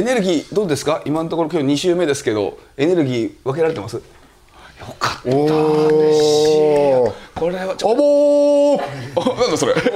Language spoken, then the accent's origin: Japanese; Sapporo, Hokkaido, Japan; moved away; 僕らの地元のすすきの札幌